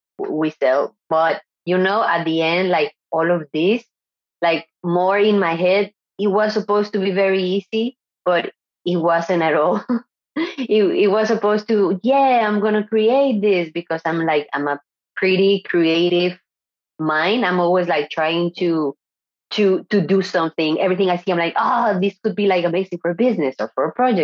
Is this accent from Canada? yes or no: no; Mexico; English is a second language; moved away as an adult; also born or lived in Monterrey, Mexico / France / Barcelona, Spain / Nicaragua; now in San Sebastian, Spain; I was born in Mexico and I lived there until maybe 22